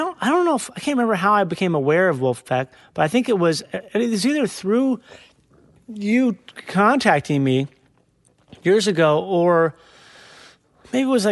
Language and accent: English; Minnesota, United States; I'm from Minnesota